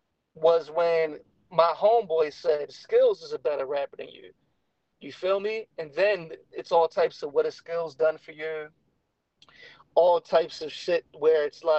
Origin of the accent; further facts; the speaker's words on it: Baltimore, Maryland, United States; we're all from Baltimore